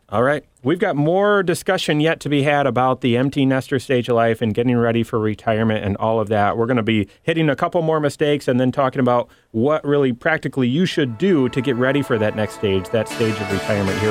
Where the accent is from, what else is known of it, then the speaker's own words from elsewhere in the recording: Michigan, United States; I'm from Michigan